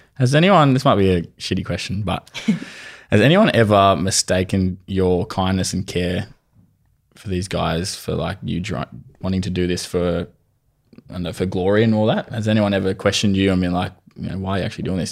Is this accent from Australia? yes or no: yes; Australia; where i grew up in Woolworth